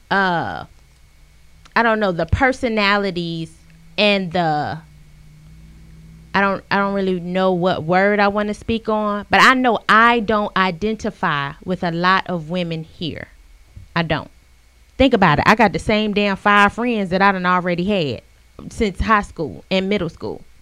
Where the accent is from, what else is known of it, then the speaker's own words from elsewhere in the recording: South Carolina, United States; I'm from South uh, Carolina.